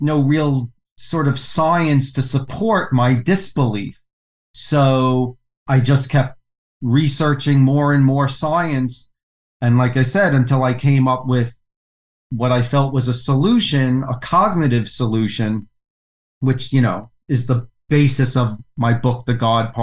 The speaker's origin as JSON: {"language": "English", "town": "New York City", "region": "New York", "country": "United States", "tie": "born or raised there", "said": "I was raised in New York City to a non-religious Jewish family."}